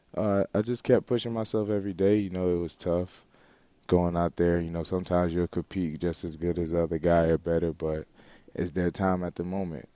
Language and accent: English; Broward County, Florida, United States; I grew up in Broward County, Florida